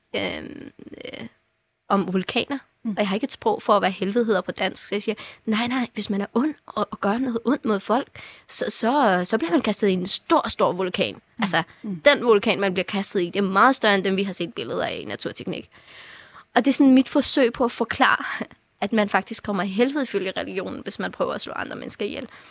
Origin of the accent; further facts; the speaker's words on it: Afghanistan; now in Denmark; jeg var fra Afghanistan